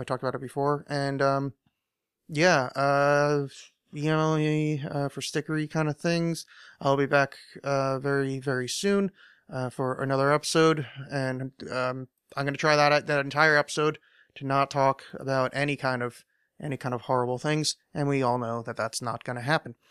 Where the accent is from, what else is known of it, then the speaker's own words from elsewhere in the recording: United States; I'm American